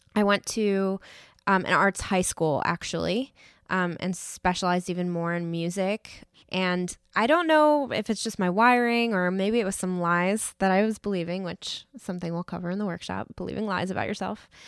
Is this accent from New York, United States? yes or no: yes; New York, United States; moved away; I grew up in New York and the school system up there is very arts driven